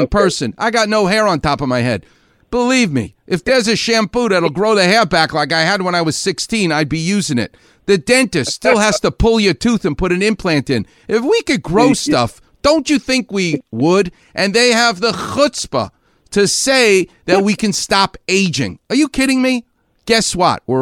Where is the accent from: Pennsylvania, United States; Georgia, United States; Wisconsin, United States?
Pennsylvania, United States; Western; born or raised there; moved away